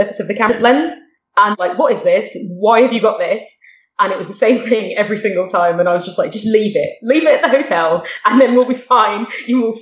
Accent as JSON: {"language": "English", "area": "near Manchester, north of the UK", "region": "North West England", "country": "United Kingdom", "also_born_or_lived": "Qatar", "moved": "yes", "said": "my brother and I are from this dinky little town in the UK, in the north of the UK, where no one's ever heard of it. And so we always say that we're from near Manchester."}